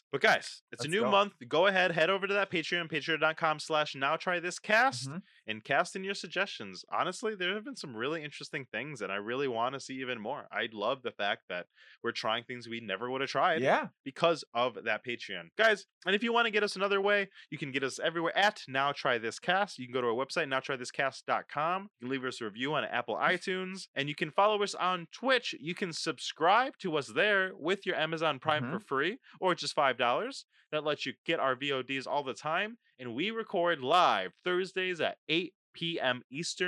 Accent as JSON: {"language": "English", "country": "Puerto Rico", "moved": "yes", "lives_now": "New York City, United States"}